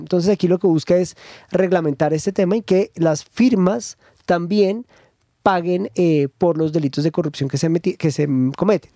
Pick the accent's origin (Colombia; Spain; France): Colombia; Los colombianos